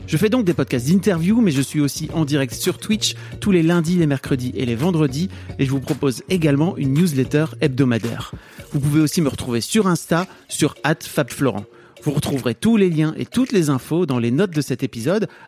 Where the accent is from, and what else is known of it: Dunkirk, Hauts-de-France, France; born or raised there